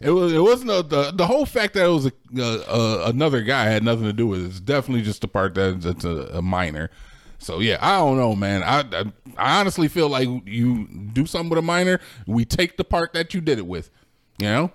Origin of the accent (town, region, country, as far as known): United States